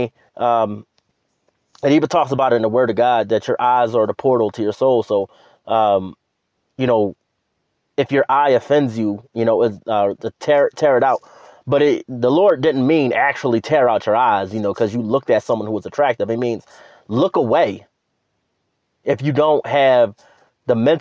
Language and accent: English; Philadelphia, Pennsylvania, United States; moved away; I'll be back in my hometown